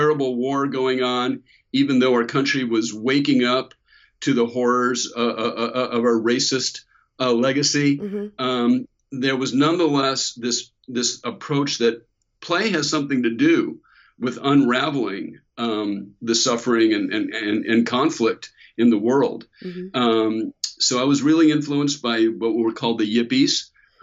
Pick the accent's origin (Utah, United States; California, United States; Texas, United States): California, United States; Bay Area; the 60s is also the decade where I was growing up in the Bay Area